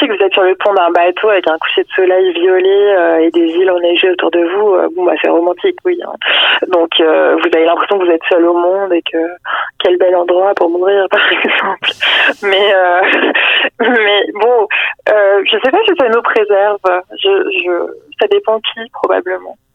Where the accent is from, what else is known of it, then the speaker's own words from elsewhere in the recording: Provence-Alpes-Côte d'Azur, France; moved away as an adult; now in Quebec, Canada; je suis française, donc, euh, alors que ça fait 9 ans que j'habite